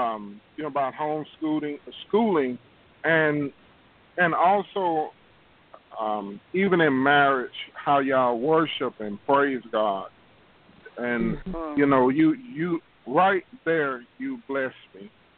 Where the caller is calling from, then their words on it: Houston, Texas, United States; I'm calling from Houston, Texas.